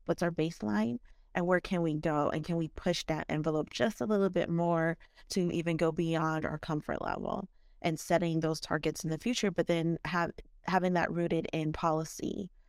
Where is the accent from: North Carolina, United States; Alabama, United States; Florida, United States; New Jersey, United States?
Florida, United States; South; I grew up here in South Florida